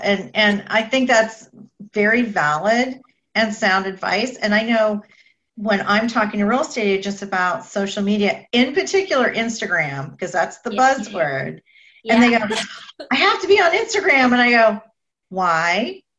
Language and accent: English; Boca Raton, Florida, United States; I'm from Boca Raton.